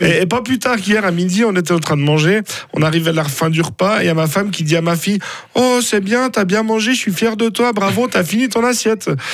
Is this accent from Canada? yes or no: no; Villeneuve, Fribourg, Switzerland; je viens de Villeneuve. Alors attention, pas le Villeneuve au bord du lac où il y a le fun planète. Hein. Non, moi c'est Villeneuve dans la broie fribourgeoise